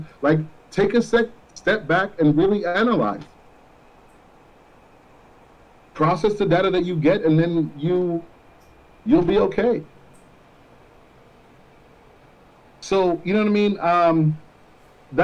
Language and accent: English; Florida, United States; We grew up in Florida. We know that.